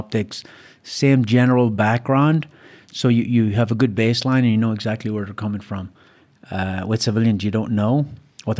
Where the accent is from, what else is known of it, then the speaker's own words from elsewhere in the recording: Ireland; moved away; I was born in Ireland and grew up in Ireland in a fairly poor family